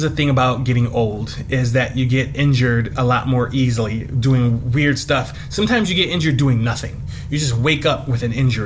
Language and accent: English; Cleveland, Ohio, United States; I'm from Cleveland